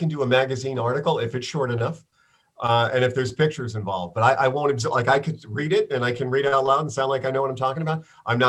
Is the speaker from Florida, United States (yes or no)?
no; Bronx, New York, United States; I grew up in New York City. So I grew up in the Bronx.